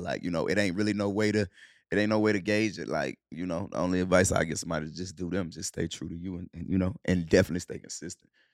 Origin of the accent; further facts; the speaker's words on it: Charlotte, North Carolina, United States; also born or lived in Cleveland, Ohio / Clarksdale, Mississippi; We moved to Charlotte when we was, when I was seven